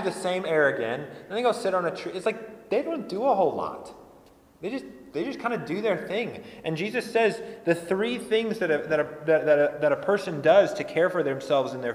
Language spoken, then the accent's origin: English; Colorado, United States; I grew up in Colorado